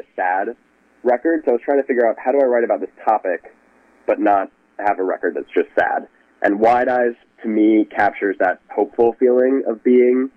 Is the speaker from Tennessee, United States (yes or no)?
yes; Memphis, Tennessee, United States; moved away as an adult; also born or lived in Charlotte, North Carolina; now in New York, United States; I was born in Charlotte, North Carolina, but moved to Memphis when I was two, and have been there ever since.